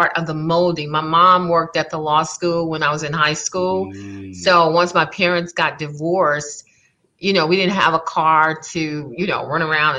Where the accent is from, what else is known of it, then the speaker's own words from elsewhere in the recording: Baton Rouge, Louisiana, United States; also born or lived in New Orleans, Louisiana; I grew up in Baton Rouge. So let's see, we lived in Scotlandville